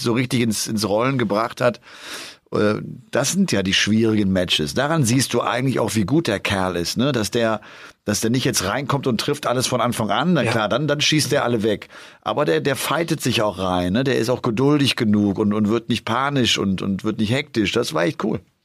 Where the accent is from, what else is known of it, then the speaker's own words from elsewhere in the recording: Bergisch Gladbach, North Rhine-Westphalia, Germany; in meiner Heimatstadt Bergisch Gladbach